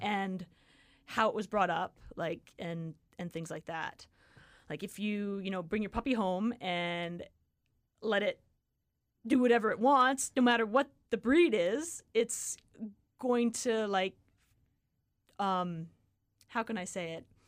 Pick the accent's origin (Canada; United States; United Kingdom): Canada; Richmond, British Columbia; moved away as an adult; now in Kamloops, Canada; I grew up in Richmond.